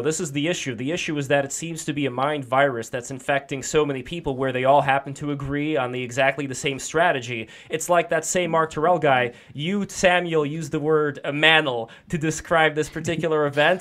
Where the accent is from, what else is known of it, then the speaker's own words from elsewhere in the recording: Russia; moved away; I am also an immigrant. I'm also from Russia